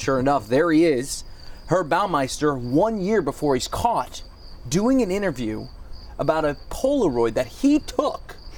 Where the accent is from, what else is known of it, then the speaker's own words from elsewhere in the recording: East Coast, United States; moved away as an adult; now in Indiana, United States; I'm from the East Coast, and when I moved to Indiana